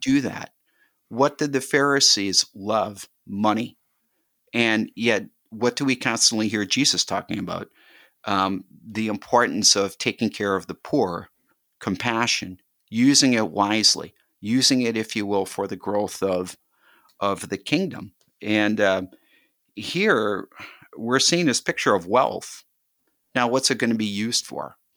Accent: Milwaukee, Wisconsin, United States; now in Waukesha, United States; When I was growing up, I grew up in Milwaukee

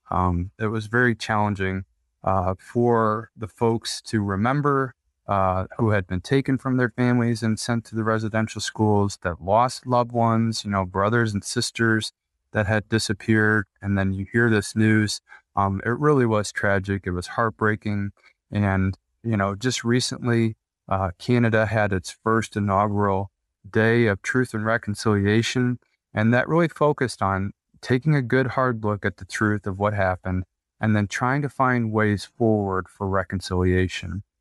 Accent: Midwest, United States; growing up in the Midwest

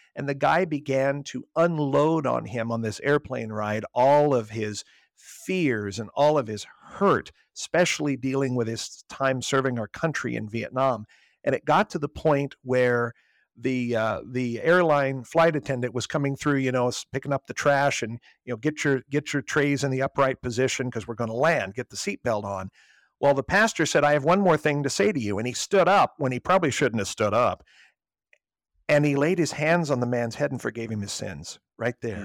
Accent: Southern Illinois, United States; moved away as an adult; also born or lived in Fort Wayne, Indiana; now in Arlington, United States; I am originally from Southern Illinois, about an hour and a half southeast of Saint Louis, where I grew up

